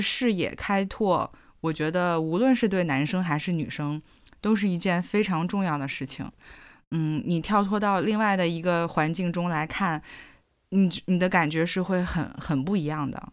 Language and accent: Chinese; Beijing, China; also born or lived in Nanjing, Jiangsu; 我是小学的时候从南京转到北京来的